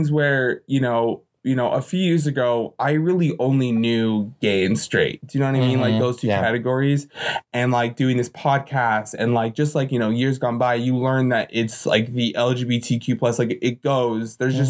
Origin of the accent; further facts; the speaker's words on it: Utah, United States; living and growing up in Utah, a little bit away from Salt Lake City